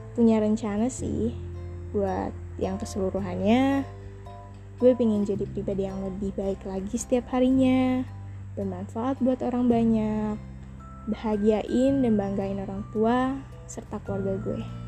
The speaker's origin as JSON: {"language": "Indonesian", "town": "Bandar Jaya", "region": "Lampung", "country": "Indonesia", "tie": "born or raised there", "said": "Lahir di Bandar Jaya 30 Juni 2003, Lampung Tengah, Provinsi Lampung"}